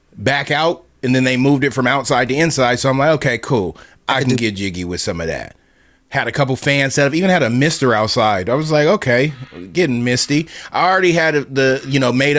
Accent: Southern California, United States; moved away; growing up in Southern California

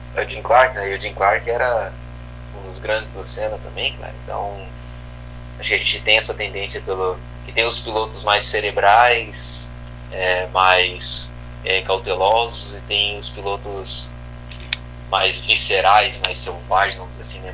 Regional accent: Brazil; eu sou brasileiro

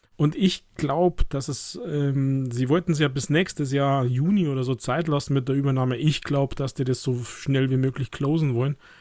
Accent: Germany; als Deutscher

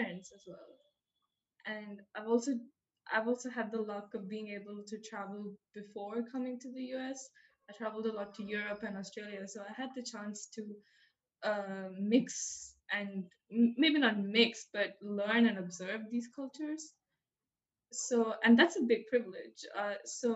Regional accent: India; moved away as an adult; now in United States; I grew up learning British English because I grew up in India

